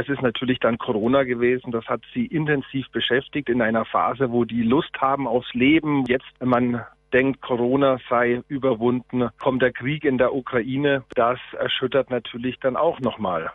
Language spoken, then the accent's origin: German; Switzerland; bei uns in der Schweiz